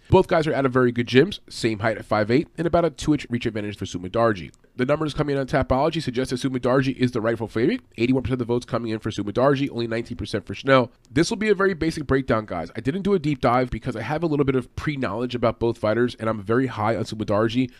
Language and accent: English; New York, United States; I'm from New York